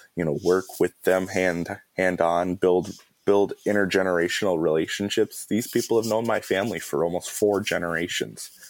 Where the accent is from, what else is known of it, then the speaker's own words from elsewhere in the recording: Mille Lacs, Minnesota, United States; I am of the Eagle Clan and I'm from Mille Lacs.